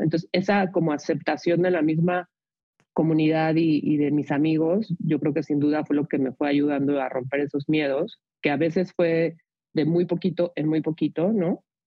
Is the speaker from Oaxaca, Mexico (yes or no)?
no; Mexico City, Mexico; yo nací y crecí en la Ciudad de México